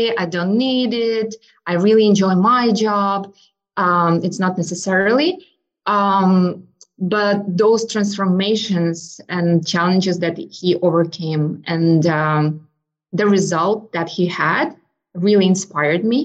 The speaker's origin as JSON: {"language": "English", "country": "Ukraine", "tie": "born or raised there", "also_born_or_lived": "United States", "moved": "as an adult", "lives_now": "Charlottesville, United States", "said": "So I'm originally from Ukraine. I was born and raised in Ukraine."}